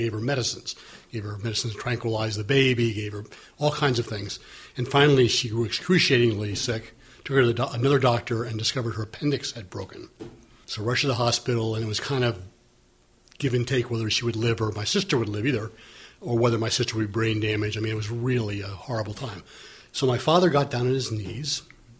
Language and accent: English; Wilmette, Illinois, United States; when I was growing up in Wilmette, Illinois